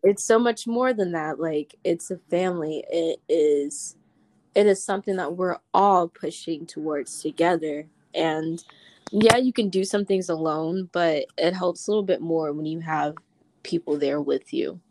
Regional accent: Winston-Salem, North Carolina, United States; I'm from Winston, North Carolina.

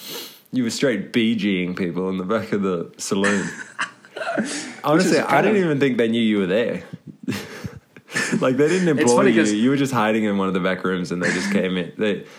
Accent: Nowra, New South Wales, Australia; now in New Zealand; I was born in a small town called Nowra, New South Wales.

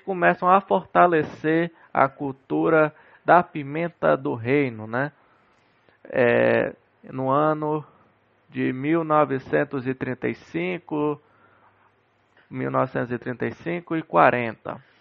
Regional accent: Castanhal, Pará, Brazil; no município aqui de Castanhal, no município onde eu nasci e cresci

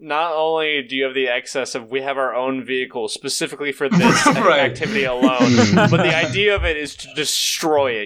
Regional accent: Tennessee, United States; now in Ohio, United States; I'm originally from Tennessee

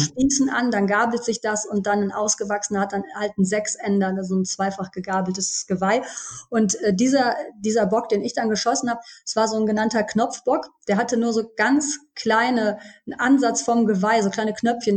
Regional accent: Düsseldorf, North Rhine-Westphalia, Germany; ich bin 42 Jahre alt und ich komme aus Düsseldorf und ich lebe hier mit meiner Familie

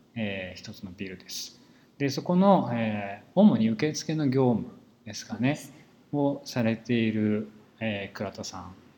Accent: rural Saitama, Japan; 僕は埼玉の田舎で育っですけど

